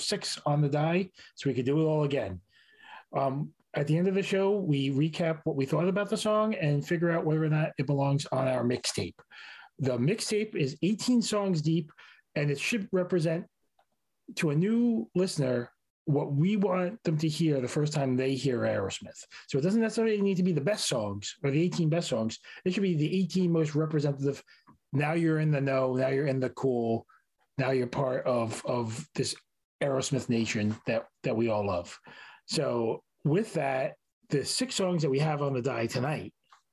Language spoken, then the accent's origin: English; New York City, New York, United States; born or raised there